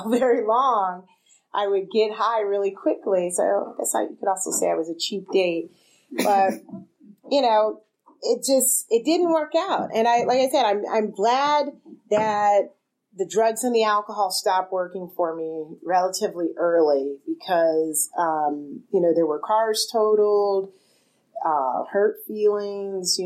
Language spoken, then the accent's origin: English; Southern California, United States; I grew up in Southern California.